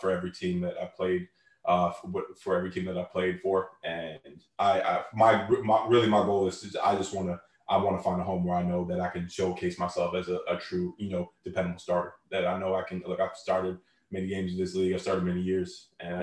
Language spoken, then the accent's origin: English; Canada; Canada. Like, that's my home country, born and raised